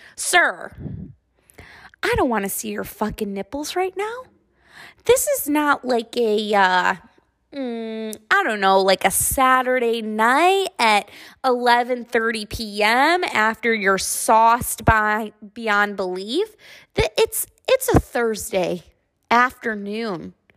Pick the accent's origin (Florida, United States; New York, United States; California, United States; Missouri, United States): New York, United States; Buffalo; now in Texas, United States; I'm from Buffalo, New York, so I am an absolute chicken wing fucking freak, okay? We are the inventors of chicken wings